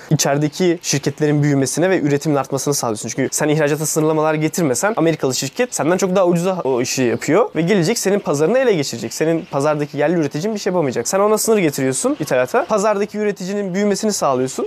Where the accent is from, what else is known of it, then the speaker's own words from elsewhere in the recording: Turkey; bizim eğitim sistemimiz kötü ama rahat da büyüdük